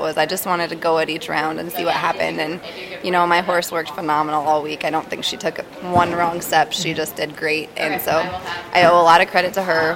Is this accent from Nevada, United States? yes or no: no; Buffalo, South Dakota, United States; also born or lived in Broadus area, Montana; now in Montana, United States; I grew up in um, Buffalo, South Dakota